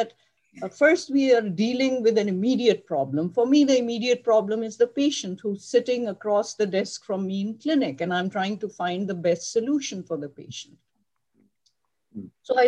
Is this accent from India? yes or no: no; Pakistan; moved away as an adult; also born or lived in Karachi; now in United States; I grew up in Pakistan, and I graduated from med school in Karachi.